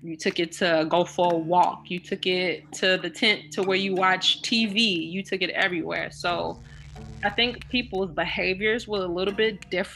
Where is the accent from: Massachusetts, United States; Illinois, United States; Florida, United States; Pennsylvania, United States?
Illinois, United States; Chicago; growing up in the Ida B. Wells